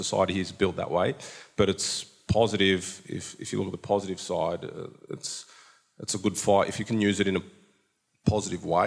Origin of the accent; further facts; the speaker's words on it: Sydney, New South Wales, Australia; We grew up in Sydney, nice area of Sydney